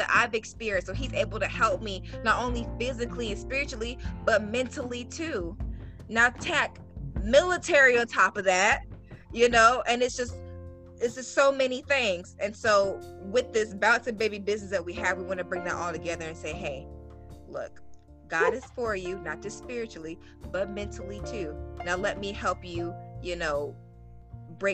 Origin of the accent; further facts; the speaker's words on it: the Deep South, United States; I was raised in the South, deep South